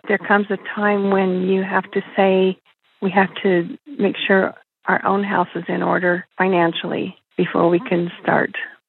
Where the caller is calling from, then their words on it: Salt Lake City, Utah, United States; I'm calling from Salt Lake City, Utah.